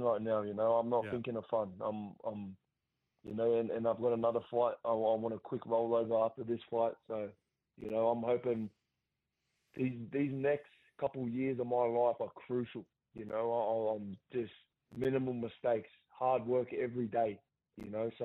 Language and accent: English; Gosford, New South Wales, Australia; my hometown